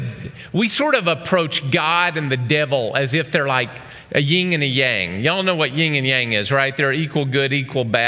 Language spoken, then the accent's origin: English; Oklahoma, United States; moved away; I grew up in Oklahoma.